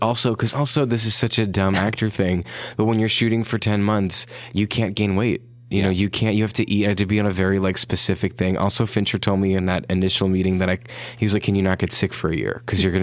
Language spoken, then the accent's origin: English; Brooklyn, New York, United States; born there; making fun of me about something that it doesn't seem like I was born in Brooklyn.